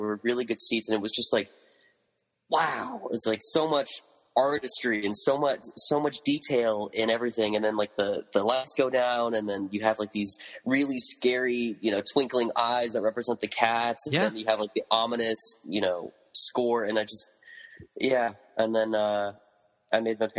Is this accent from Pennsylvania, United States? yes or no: no; Northern California, United States; So I grew up in Northern California. Parents took me to New York when I was six.